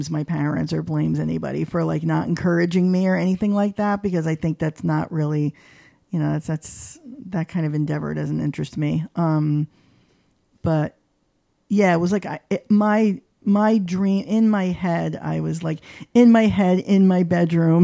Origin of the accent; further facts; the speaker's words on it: East Haven, Connecticut, United States; I was born and raised in East Haven, Connecticut